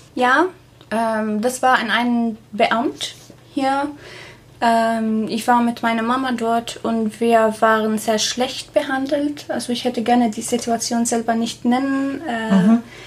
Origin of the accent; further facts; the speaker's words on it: Syria; German is a second language; moved away as an adult; also born or lived in Passau; now in Germany; ich komme aus Syrien